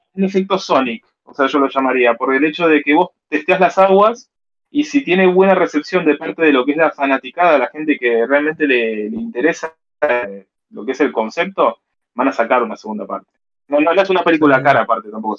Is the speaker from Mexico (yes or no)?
no; Argentina